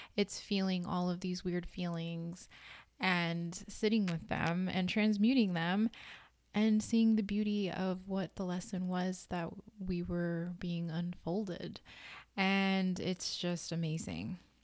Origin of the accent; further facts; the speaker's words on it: Redondo Beach, California, United States; I grew up in Los Angeles County, California, in a city called Redondo Beach